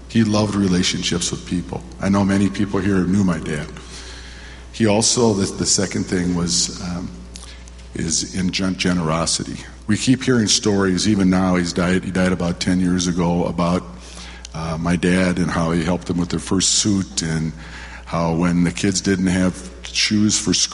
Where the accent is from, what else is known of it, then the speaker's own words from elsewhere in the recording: Waterloo, Iowa, United States; now in Minneapolis, United States; And in 1955, we moved to Minneapolis from Waterloo, Iowa. And my dad had the courage to take take his family to a new place and a new life.